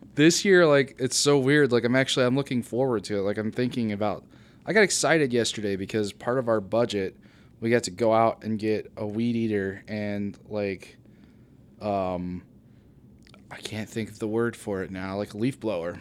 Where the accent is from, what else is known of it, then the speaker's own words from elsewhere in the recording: Bucyrus, Ohio, United States; moved away as an adult; now in Findlay, United States; I am from Bucyrus, Ohio, actually.